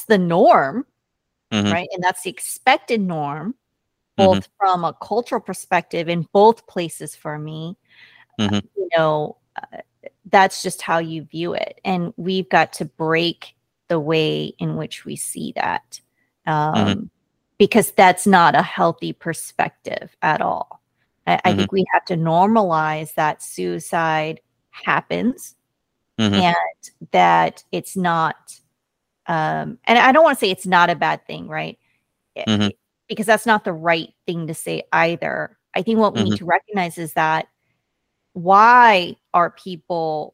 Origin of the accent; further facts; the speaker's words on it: United States; first language Korean; I am American, born and raised here, and very proud